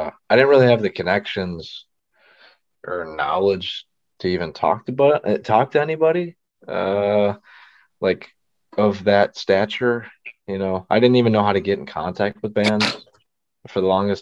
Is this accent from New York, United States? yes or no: yes; Niagara Falls, New York, United States; I'm from like Niagara Falls, US side around there.